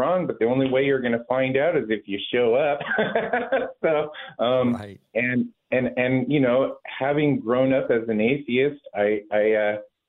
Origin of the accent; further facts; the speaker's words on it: Washington, United States; moved away as an adult; now in Oregon, United States; I grew up in Washington. Family's from Alaska. My wife and I made Oregon our home many years ago.